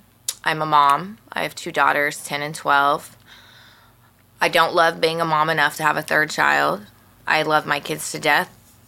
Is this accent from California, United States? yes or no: yes; Pinole, California, United States; I grew up in Pinole. Graduated Pinole